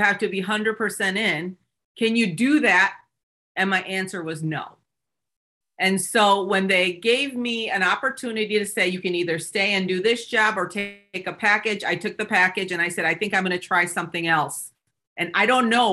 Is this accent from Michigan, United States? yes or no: yes; Seoul, South Korea, Michigan, United States; I'm an immigrant from South Korea. I came to the US when I was 8 years old.